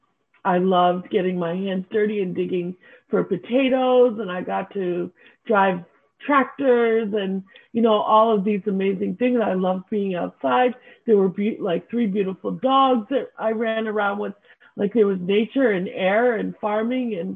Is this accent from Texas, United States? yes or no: no; upstate New York, United States; also born or lived in Santa Barbara, California / Boston / Cape Cod; Lived in Cape Cod for a little while with my adoptive family before we settled in upstate New York. Since I was about four